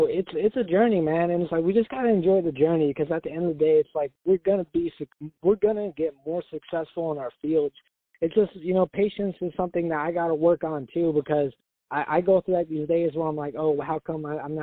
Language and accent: English; Oregon, United States; I'm from Oregon